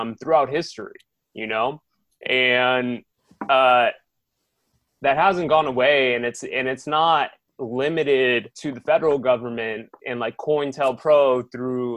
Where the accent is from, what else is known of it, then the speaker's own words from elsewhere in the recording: Chicopee, Massachusetts, United States; also born or lived in California; now in Los Angeles, United States; I'm from Chicopee, Massachusetts. And so I moved to California to live with my uncle.